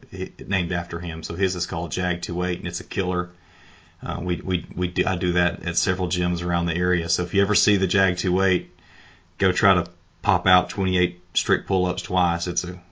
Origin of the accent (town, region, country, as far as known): Northwest Alabama, United States; born or raised there